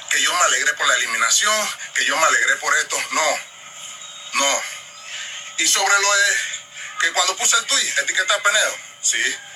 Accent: Panama; Así somos los panameños.

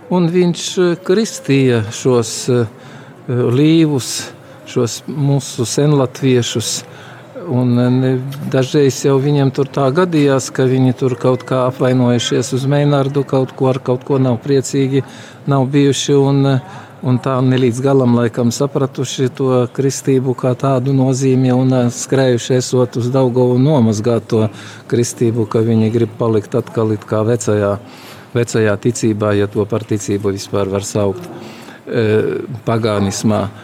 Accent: Latvia; Ja es dzīvošu kā cilvēks, kā latvietis un būšu tāds ar visu atbildību un visu tā kā nākas, tad tas arī būs vislielākais pakalpojums Latvijai.

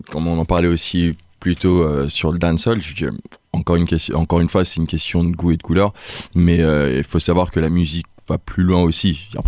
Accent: Nigeria; moved away as an adult; now in France; Moi j'ai grandi au Nigeria

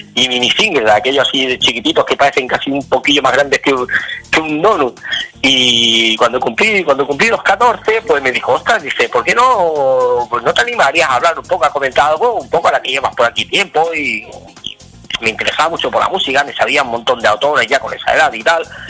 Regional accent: Torroella de Montgrí, Catalonia, Spain; trabajaba en Radio Mongrí, en mi pueblo, todavía de Mongrí

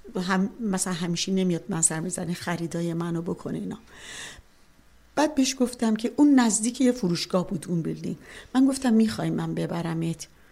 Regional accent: Tehran, Tehran Province, Iran; born or raised there; moved away as an adult; also born or lived in Chalus, Iran; now in Canada

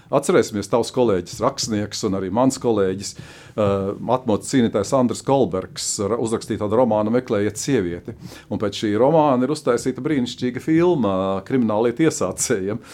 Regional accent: Latvia

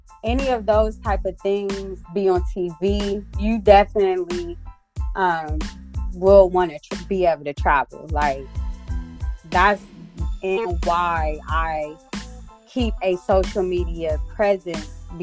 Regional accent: Columbus, Ohio, United States; also born or lived in Zanesville, Ohio; I am from Columbus, Ohio. Born and raised. I did live in Zanesville, Ohio, which is like not too far from Columbus. I lived there for about 8 years, but I'm from Columbus

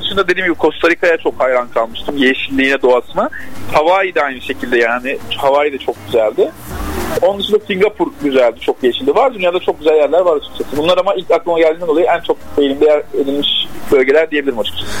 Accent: Antakya, Hatay, Turkey; moved away; also born or lived in Mersin / Istanbul; 96 Antakya doğumluyum.

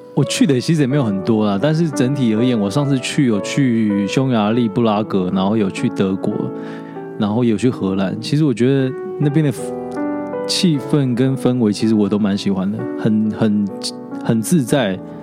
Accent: Yilan County, Taiwan; 我是宜兰人，所以是比较乡下的国小

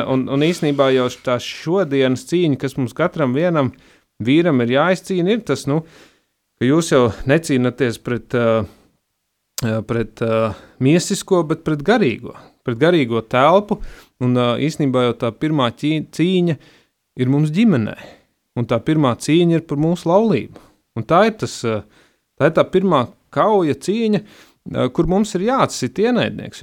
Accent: Latvia; born or raised there

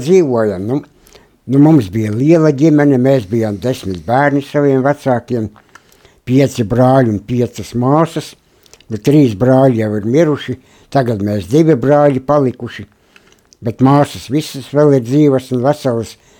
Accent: Latgale, Latvia; moved away; es esmu dzimis Latgalē, Baulu rajonā, Lieparu ciemā

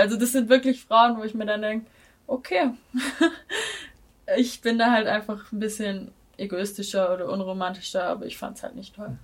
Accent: Baden-Württemberg, Germany; now in Tübingen, Germany; meiner Heimatstadt wohnen, die ist eine halbe Stunde mit dem Auto entfernt

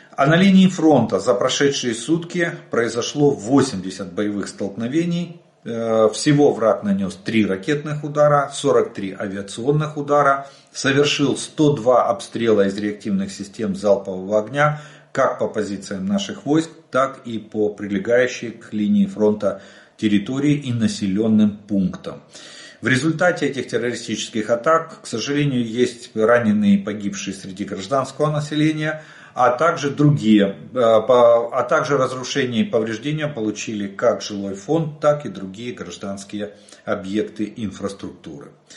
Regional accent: Ukraine; мы из Украины

